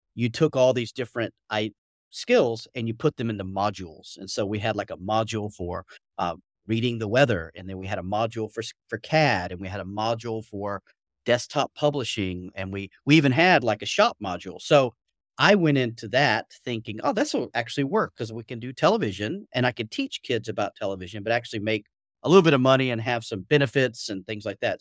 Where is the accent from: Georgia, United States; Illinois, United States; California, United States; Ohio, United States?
Georgia, United States; Atlanta; moved away as an adult; now in Beijing, China; as you can tell, probably slightly from my accent, I'm originally from Atlanta, Georgia